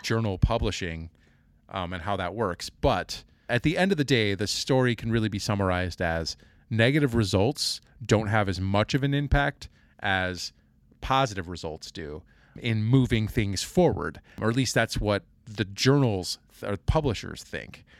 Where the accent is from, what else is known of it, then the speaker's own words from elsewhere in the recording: Kansas City, United States; moved away; also born or lived in Indiana; I grew up in Kansas City